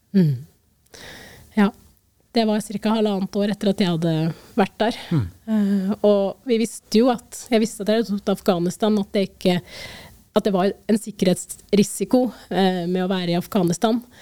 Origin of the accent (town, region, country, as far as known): Norway